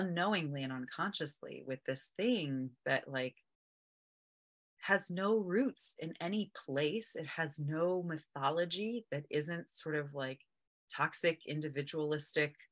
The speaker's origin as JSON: {"language": "English", "country": "United States", "tie": "born or raised there", "said": "I'm American. I was born and raised here"}